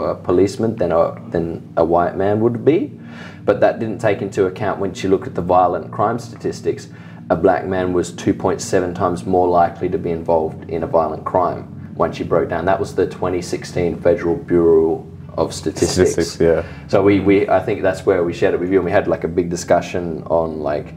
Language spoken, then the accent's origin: English; Australia; I'm Australian